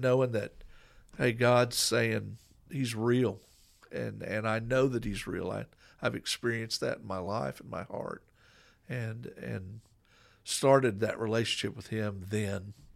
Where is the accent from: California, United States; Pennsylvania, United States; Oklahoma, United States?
Oklahoma, United States; Coweta; I grew up in Coweta, Oklahoma